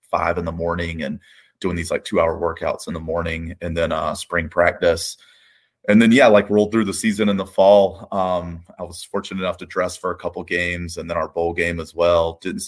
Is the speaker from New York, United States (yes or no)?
no; Columbus, Georgia, United States; I grew up in Columbus, Georgia.